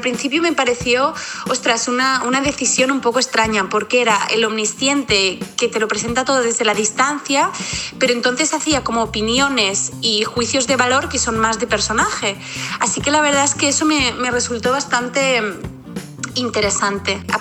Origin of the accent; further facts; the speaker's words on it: Barcelona, Catalonia, Spain; de Barcelona